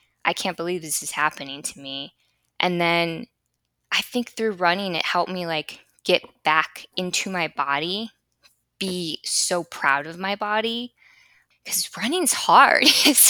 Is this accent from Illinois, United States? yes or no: yes; Chicago, Illinois, United States; now in Florida, United States; But I was coming from Chicago, and the life that I had in Chicago was just pure escapism.